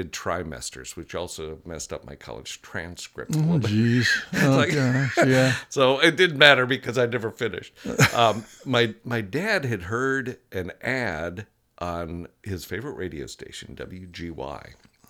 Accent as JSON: {"language": "English", "town": "Chicago", "region": "Illinois", "country": "United States", "tie": "born or raised there", "said": "I grew up in the northern suburbs of Chicago, up near Wisconsin."}